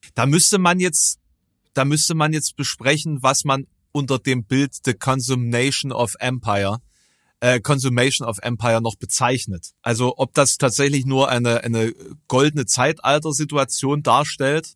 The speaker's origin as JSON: {"language": "German", "country": "Germany", "tie": "born or raised there", "said": "Es ist wirklich eine absolute Grenzregion. So meine, meine Heimat"}